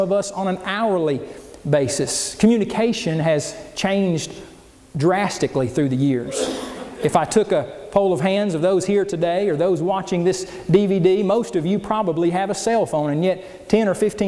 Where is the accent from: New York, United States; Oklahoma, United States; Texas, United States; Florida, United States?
Oklahoma, United States; as a child growing up in Oklahoma